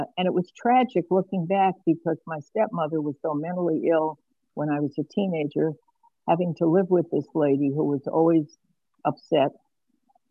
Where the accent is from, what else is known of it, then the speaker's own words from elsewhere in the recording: New York City, New York, United States; now in Geneva, Illinois, United States; I was born in Brooklyn in New York in 1945